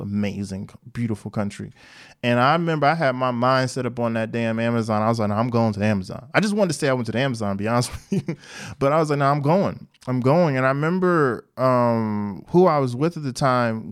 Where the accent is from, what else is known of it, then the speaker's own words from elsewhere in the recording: Newark, New Jersey, United States; I'm from Newark